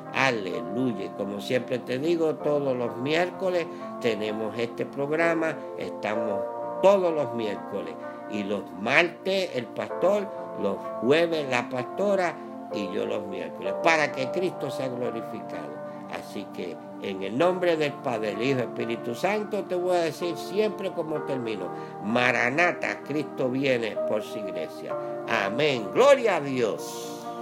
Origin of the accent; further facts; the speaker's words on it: Puerto Rico; como decimos en mi país, en Puerto Rico